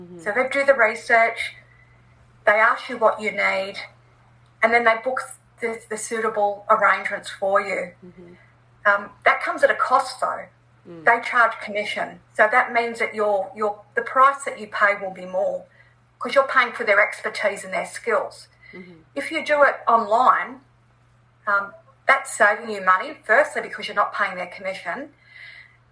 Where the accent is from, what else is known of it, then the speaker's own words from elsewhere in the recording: Australia; as an Australian